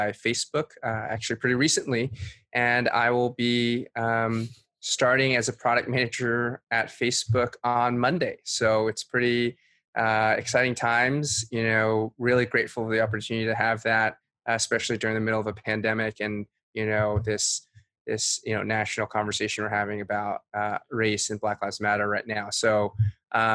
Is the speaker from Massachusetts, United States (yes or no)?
yes; a suburb of Boston, Massachusetts, United States; moved away as an adult; also born or lived in Suzhou, China / San Francisco Bay Area / New York; now in Brooklyn, United States; I was born in Suzhou, China. I moved to the United States when I was 3 years old. I grew up in a suburb of Boston and spent most of my childhood there